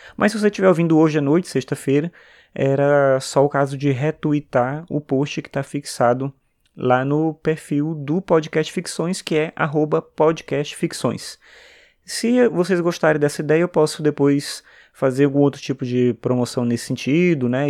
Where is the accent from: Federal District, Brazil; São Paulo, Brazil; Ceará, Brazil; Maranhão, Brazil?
Maranhão, Brazil; São Luís; eu sou do Maranhão, de São Luís